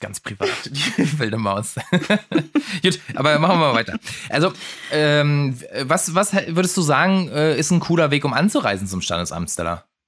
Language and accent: German; Germany; als Deutscher